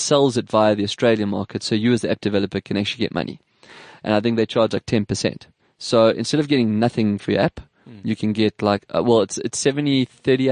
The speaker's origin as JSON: {"language": "English", "town": "Durban", "region": "KwaZulu-Natal", "country": "South Africa", "tie": "born or raised there", "moved": "yes", "lives_now": "Johannesburg, South Africa", "said": "I used to live in Durban. I grew up in Durban"}